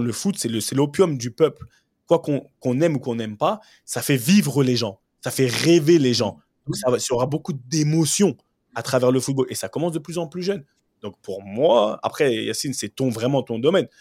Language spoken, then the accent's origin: French; Cameroon; en tant que bon Camerounais